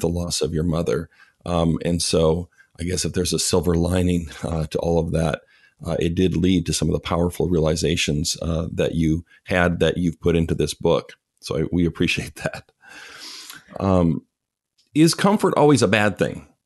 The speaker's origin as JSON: {"language": "English", "country": "Canada", "also_born_or_lived": "Chicago", "moved": "yes", "said": "I'm Canadian"}